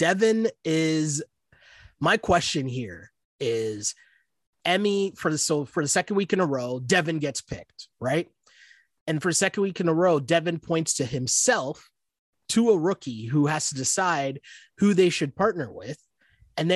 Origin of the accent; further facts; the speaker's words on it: Canada; I'm from Canada, we play hockey